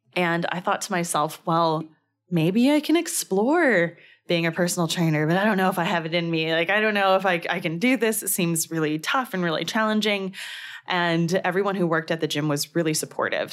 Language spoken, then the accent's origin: English; Danville, California, United States; I grew up in a city called Danville, California